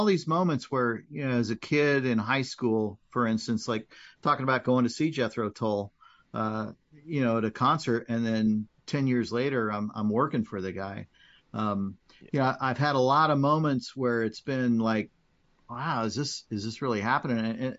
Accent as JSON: {"language": "English", "town": "Kansas City", "country": "United States", "tie": "born or raised there", "also_born_or_lived": "Lawrence, Kansas", "said": "growing up around Kansas City and Lawrence"}